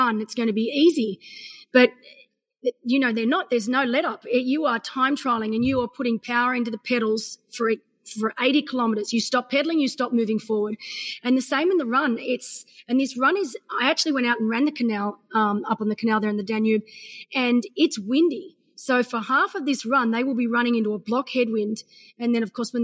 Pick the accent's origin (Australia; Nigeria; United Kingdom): Australia; I'm an Aussie